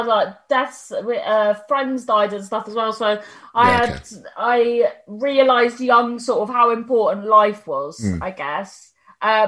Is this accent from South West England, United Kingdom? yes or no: yes; Cornwall, South West England, United Kingdom; also born or lived in London; Raised in the Cornwall